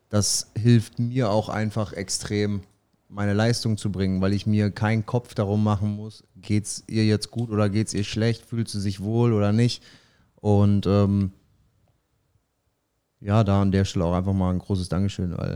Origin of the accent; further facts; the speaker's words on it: Paderborn, North Rhine-Westphalia, Germany; jetzt in unserem Fall, wir kommen ja beide aus Paderborn, dann haben wir nicht zwei Anlaufstellen.